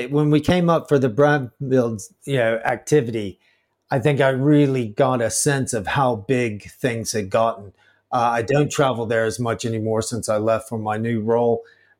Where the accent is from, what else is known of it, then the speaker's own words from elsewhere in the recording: United States; moved away; I'm actually a material scientist by trade, and I'm an American as well, and studied at Georgia Tech